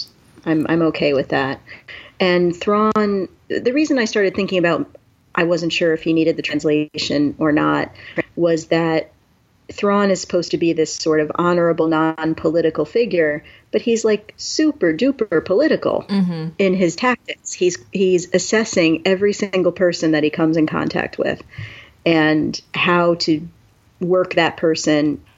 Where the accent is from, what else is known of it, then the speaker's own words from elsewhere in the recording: New York, United States; I'm from New York